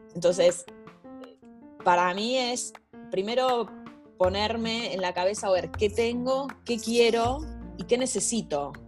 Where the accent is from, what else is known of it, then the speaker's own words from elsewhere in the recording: Argentina; moved away; en mi país, con mi gente